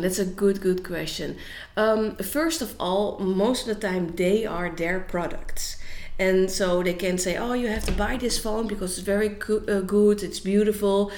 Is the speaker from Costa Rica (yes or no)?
no; Netherlands; I am from Holland, and um, in Holland, I work as a business coach